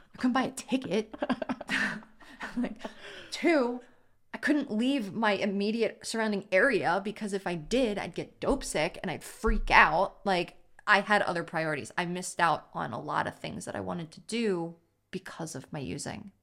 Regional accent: Baltimore, Maryland, United States; growing up in Baltimore, private school

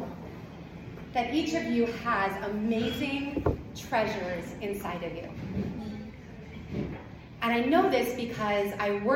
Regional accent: Southern Illinois, United States; I'm from Southern Illinois

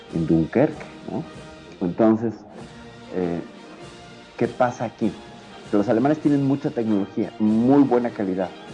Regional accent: Mexico; aquí en mi país

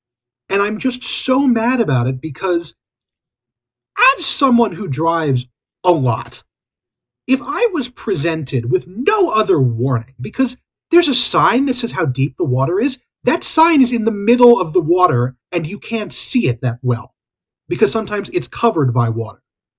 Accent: United Kingdom; as a British person, you might be able to help me with.

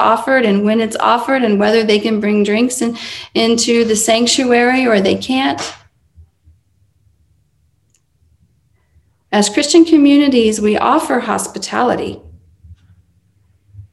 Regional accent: United States; I'm an American

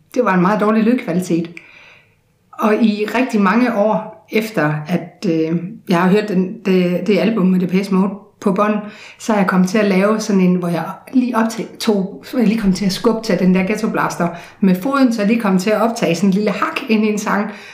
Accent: Odense, Southern Denmark, Denmark; i Sanderum, hvor jeg voksede op

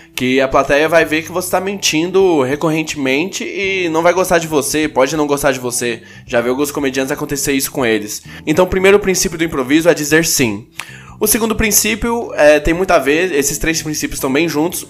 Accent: Goiânia, Goiás, Brazil; now in São Paulo, Brazil; eu sou de Goiânia

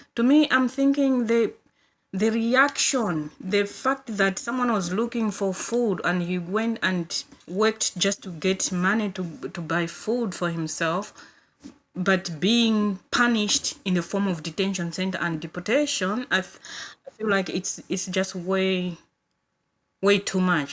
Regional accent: Malawi; moved away as an adult; now in Coventry, United Kingdom; I'm originally from Malawi, but I live in Coventry now.

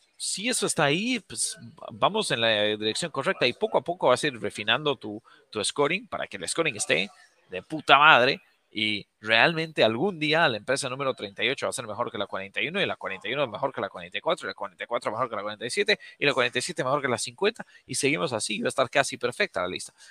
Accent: Bolivia; moved away; yo soy, yo nací, crecí en Bolivia

